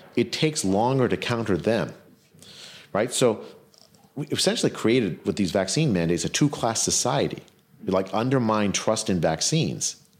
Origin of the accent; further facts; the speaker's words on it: California, United States; I'm from California, it was my governor